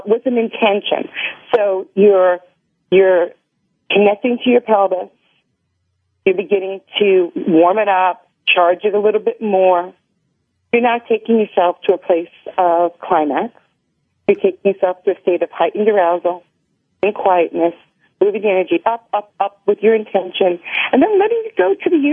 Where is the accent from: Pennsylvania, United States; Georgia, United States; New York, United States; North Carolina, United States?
New York, United States; I'm from New York